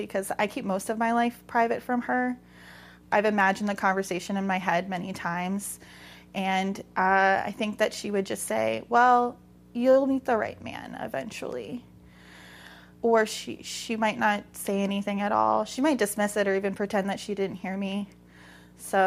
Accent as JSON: {"language": "English", "town": "Daytona Beach", "region": "Florida", "country": "United States", "tie": "born or raised there", "said": "I grew up in Daytona Beach, Florida"}